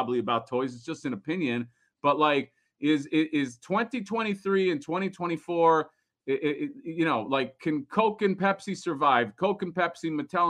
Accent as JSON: {"language": "English", "region": "Florida", "country": "United States", "said": "I'm from Florida"}